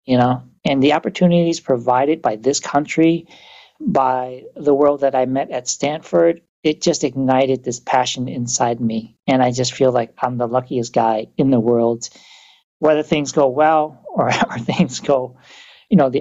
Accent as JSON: {"language": "English", "country": "Vietnam", "tie": "born or raised there", "moved": "yes", "lives_now": "United States", "said": "I grew up in Vietnam"}